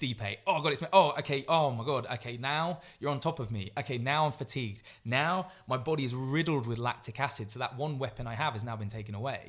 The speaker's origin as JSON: {"language": "English", "town": "Grantham", "region": "East Midlands", "country": "United Kingdom", "said": "I'm obviously from Grantham"}